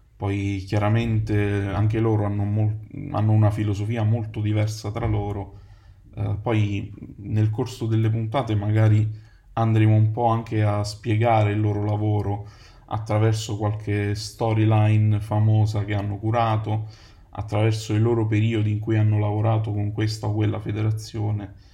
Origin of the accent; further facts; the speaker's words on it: Naples, Campania, Italy; moved away as an adult; also born or lived in United Kingdom; now in Rome, Italy; Ho 32 anni, vengo da Napoli